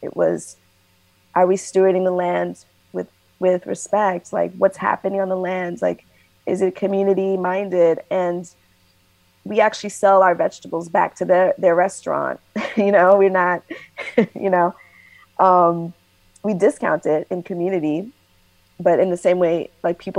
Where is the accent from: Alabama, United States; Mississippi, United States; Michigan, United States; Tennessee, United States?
Tennessee, United States; Nashville; moved away; also born or lived in Maryland / Washington, District of Columbia, United States / Brooklyn, New York; I'm from Nashville originally. I lived in Maryland area, DC. I was in Brooklyn for at least 17 years